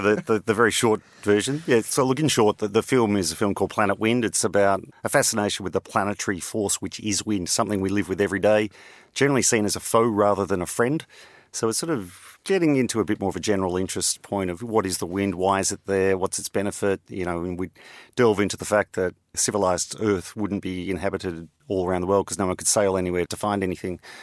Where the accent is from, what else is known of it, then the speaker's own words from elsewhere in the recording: Australia; also born or lived in London; being an Australian